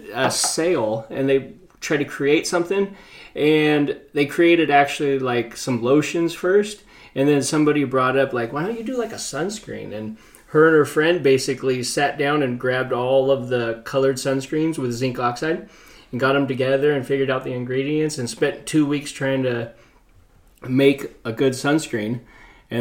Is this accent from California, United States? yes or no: yes; Orange, California, United States; I grew up in Orange, so I got to get dropped off at the beach